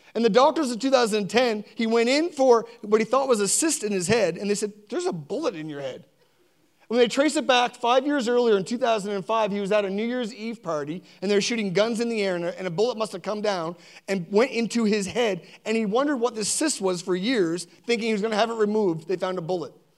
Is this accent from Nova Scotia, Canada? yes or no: yes; Sackville, Nova Scotia, Canada; also born or lived in Spryfield; Sackville, where I grew up. I was born in Spryfield and grew up in Sackville